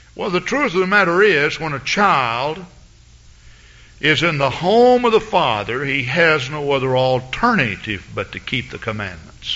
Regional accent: Henderson, Texas, United States; moved away; I'm from Henderson, Texas

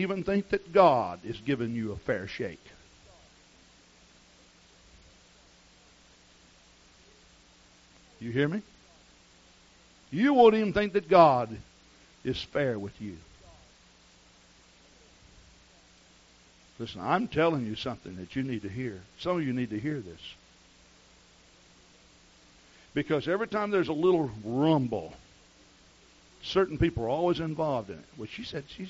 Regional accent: the South, United States; I grew up in the South, and the culture is so different there

